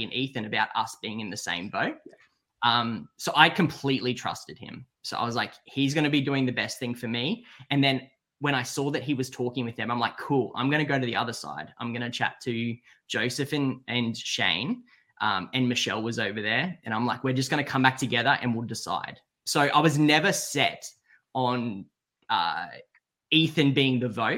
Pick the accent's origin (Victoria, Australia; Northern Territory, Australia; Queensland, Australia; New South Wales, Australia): Queensland, Australia; Brisbane; now in Sydney, Australia; I'm from Brisbane.